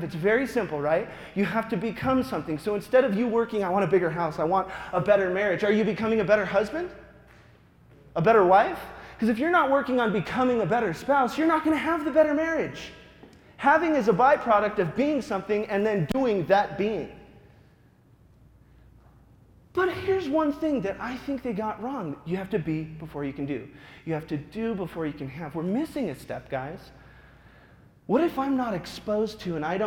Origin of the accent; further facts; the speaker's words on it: Wyoming, United States; moved away; also born or lived in Arizona / Denver, Colorado; I was born in Wyoming